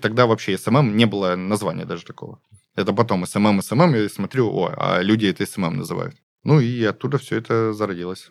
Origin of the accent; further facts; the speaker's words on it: Gulkevichi District, Krasnodar Krai, Russia; also born or lived in Stavropol; now in Krasnodar, Russia; Я из Гулькевичского района